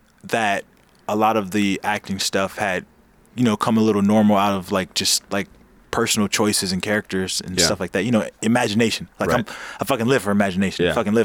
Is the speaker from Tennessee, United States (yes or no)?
no; Los Angeles, California, United States; also born or lived in Inglewood, California; I grew up in Inglewood and in South Central